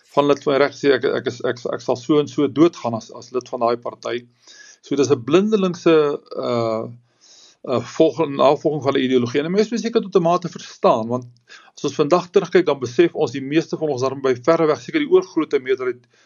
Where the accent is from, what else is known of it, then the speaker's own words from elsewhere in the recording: South Africa; ons land